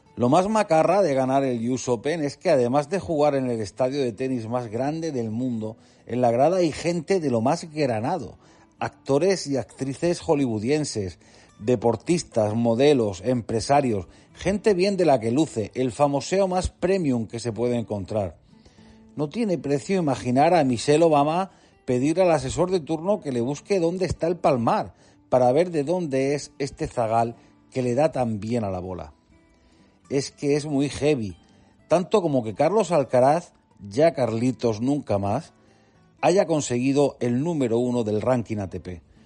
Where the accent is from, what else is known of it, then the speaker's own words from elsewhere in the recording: Region of Murcia, Spain; Siendo yo murciano